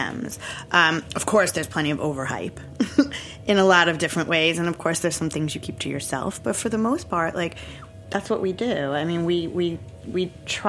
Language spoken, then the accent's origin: English; Long Island, New York, United States; I grew up very white in Long Island, a very kind of cookie cutter northern Long Island thing